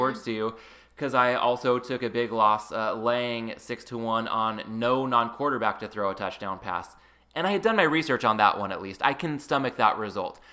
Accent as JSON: {"language": "English", "region": "Southern California", "country": "United States", "tie": "born or raised there", "said": "growing up in Southern California"}